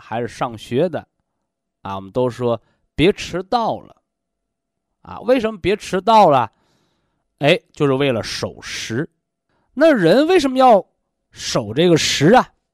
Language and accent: Chinese; China; 我们身为中国人